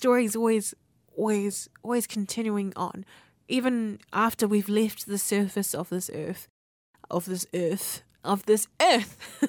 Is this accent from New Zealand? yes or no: yes; New Zealand; born there; also born or lived in Apia, Samoa; Yeah, I was born here in New Zealand, and then I ended up going to the islands of Samoa. The island of Samoa. I was in Oporu on Apia.